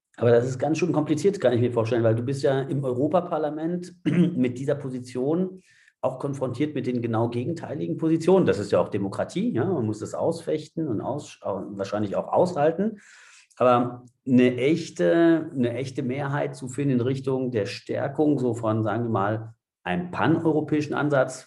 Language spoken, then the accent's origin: German; France; ich selbst bin Franzose